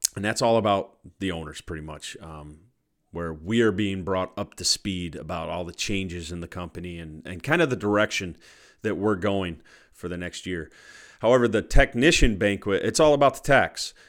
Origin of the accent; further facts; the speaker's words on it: Cortland, New York, United States; my hometown of Cortland, New York